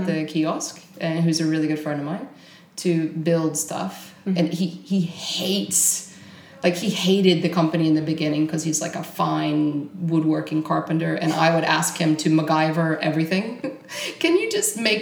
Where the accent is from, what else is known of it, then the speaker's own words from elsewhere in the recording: Texas, United States; moved away as an adult; now in Stockholm, Sweden; I was born in Texas. I was born in Texas in a little tiny redneck hick town